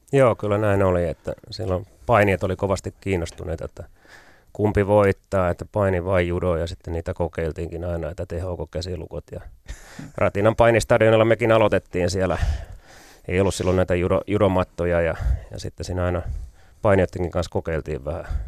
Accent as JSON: {"language": "Finnish", "region": "Pirkanmaa", "country": "Finland", "said": "mä oon maalta kotoisin"}